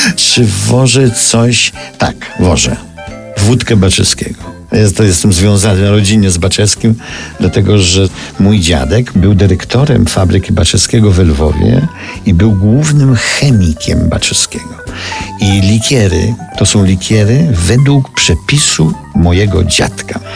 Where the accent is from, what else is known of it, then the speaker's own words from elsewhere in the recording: Lviv, Lviv Oblast, Ukraine; now in Paris, France; Ja nie jestem warszawiakiem, jestem lwowiakiem.